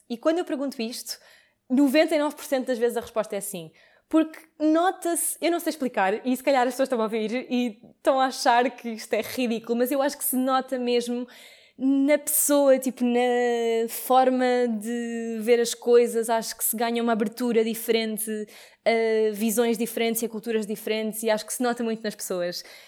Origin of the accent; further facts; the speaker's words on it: Lisbon, Portugal; moved away as an adult; Eu estudei em Lisboa e sou de Lisboa e vivi toda a faculdade em casa dos meus pais